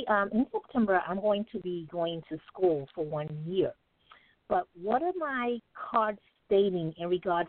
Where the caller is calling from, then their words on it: New York City, New York, United States; I'm calling from New York City.